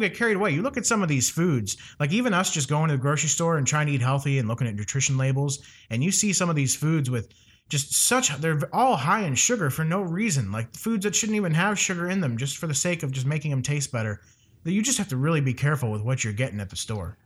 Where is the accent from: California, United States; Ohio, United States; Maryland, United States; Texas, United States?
Ohio, United States; moved away; my hometown in Ohio